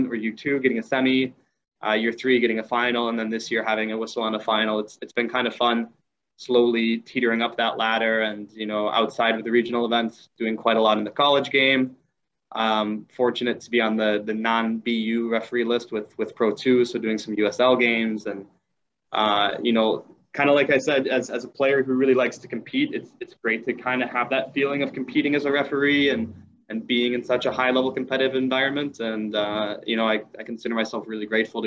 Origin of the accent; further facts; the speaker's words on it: Madison, Wisconsin, United States; also born or lived in Milwaukee, Wisconsin; Originally grew up around the Madison area, now living in Milwaukee